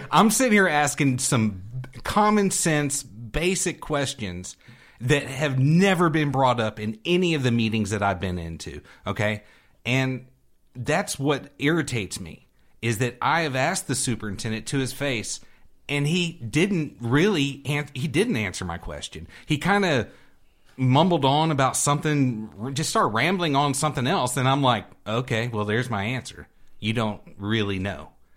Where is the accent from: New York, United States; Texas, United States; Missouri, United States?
Texas, United States; Houston; now in Temple, United States; I grew up in Houston, and, and I went to H I S D schools